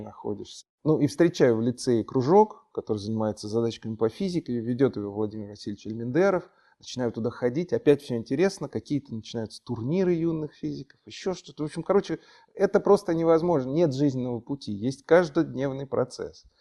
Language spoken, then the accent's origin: Russian; Moscow, Russia; Родился я в Москве, и родители родились в Москве, и дедушки, бабушки родились в Москве